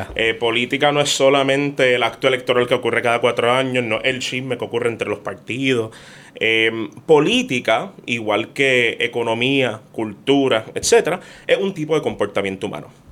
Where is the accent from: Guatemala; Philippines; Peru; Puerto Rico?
Puerto Rico; somos de Puerto Rico